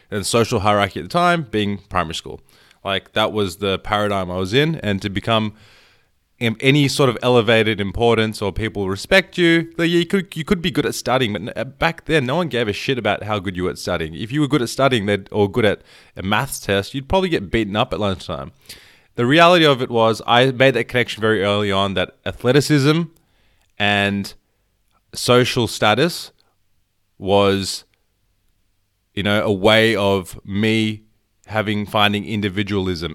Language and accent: English; Melbourne, Victoria, Australia; I was born in Melbourne, but my parents were born there, and they came here, like, fifty years ago